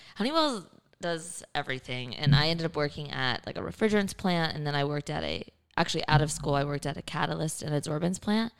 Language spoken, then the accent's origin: English; Kingwood, Texas, United States; also born or lived in New Orleans, Louisiana; I was born in New Orleans, but grew up in Kingwood, which is near Houston